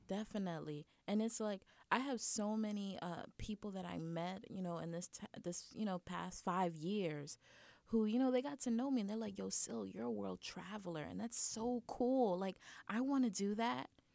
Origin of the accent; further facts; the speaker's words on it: United States; accent: American; being American in a different country